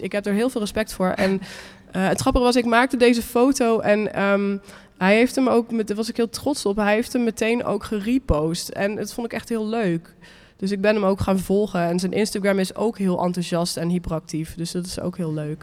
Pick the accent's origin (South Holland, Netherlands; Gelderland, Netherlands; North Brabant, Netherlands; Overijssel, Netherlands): Gelderland, Netherlands; Nijmegen; in Nijmegen, waar ik vandaan kom